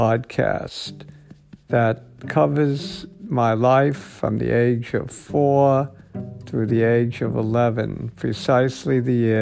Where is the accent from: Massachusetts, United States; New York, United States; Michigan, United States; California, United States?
New York, United States; New York City; I grew up in an apartment house on Saratoga Avenue in Brooklyn. It was a Brownsville section of Brooklyn